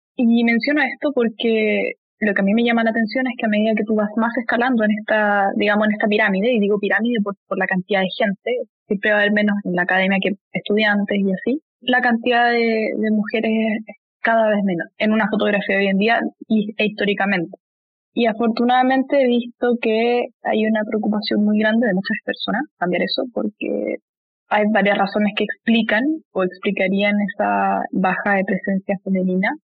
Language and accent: Spanish; Santiago, Santiago Metropolitan Region, Chile; also born or lived in northern Chile; yo soy de Santiago, pero visitaba constantemente esta zona porque mi, familia tiene un, campo ahí